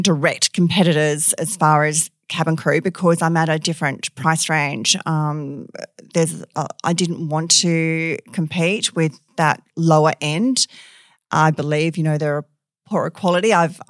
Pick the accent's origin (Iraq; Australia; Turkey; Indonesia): Australia; Perth, Western Australia; I was born and bred. I think I'm one of the rare ones. So, yes, I did all my schooling here, primary school, you know, the little local Catholic primary in Como there, on to St. Pius in Manning